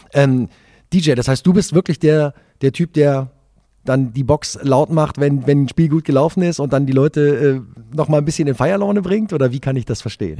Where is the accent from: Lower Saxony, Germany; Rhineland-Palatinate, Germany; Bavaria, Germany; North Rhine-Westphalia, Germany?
Lower Saxony, Germany; Wolfsburg; Ich bin gebürtiger Wolfsburger